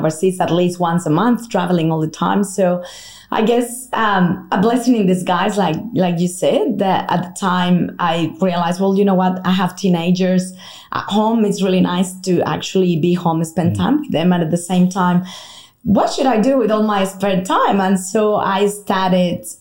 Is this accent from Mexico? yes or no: yes; Mexico; English is a second language; moved away as an adult; now in Australia; in case you're trying to guess the accent, I'm originally from Mexico, although I've been in Australia now for half my life